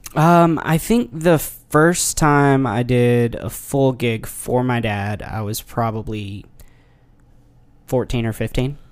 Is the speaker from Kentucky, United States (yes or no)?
yes; near Paducah, Kentucky, United States; now in Nashville, United States; took a gig in Paducah, Kentucky, which is just right beside my hometown